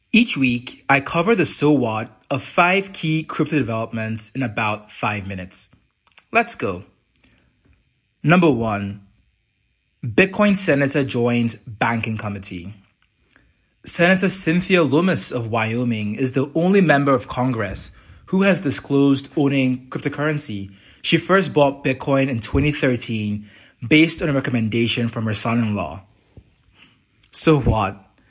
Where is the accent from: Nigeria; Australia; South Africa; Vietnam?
Nigeria; Nigeria, my home country